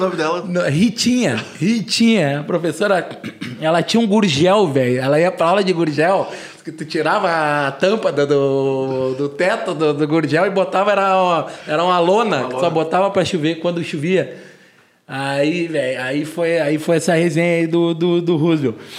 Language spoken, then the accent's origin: Portuguese; Porto Alegre, Rio Grande do Sul, Brazil; eu tenho 37 anos, sou de Porto Alegre